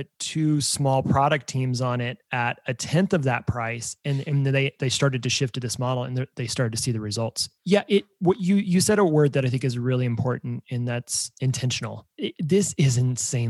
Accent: Emporia, Kansas, United States; moved away as an adult; now in Kansas City, United States; I'm from Kansas, about a small town called Emporia, about an hour and a half from here.

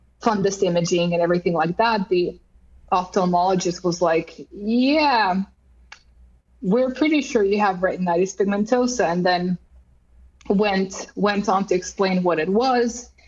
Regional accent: Croatia; moved away as an adult; now in Finland; I grew up in Croatia as an only child

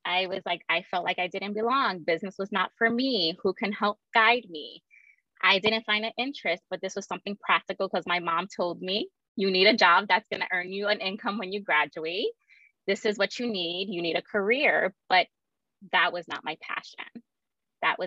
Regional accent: New York City, New York, United States; I was born and raised in Brooklyn, New York

